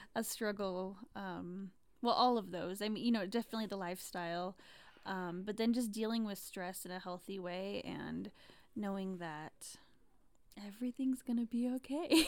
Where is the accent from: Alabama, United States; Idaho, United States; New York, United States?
Idaho, United States; Rigby; we are both from Rigby originally